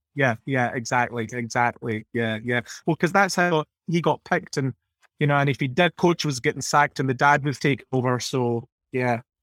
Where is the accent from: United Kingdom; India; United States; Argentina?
United Kingdom; Scotland; speaking as, as Scottish people